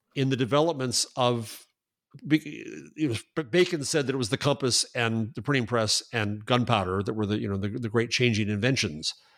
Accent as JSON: {"language": "English", "country": "United States", "said": "I'm an American."}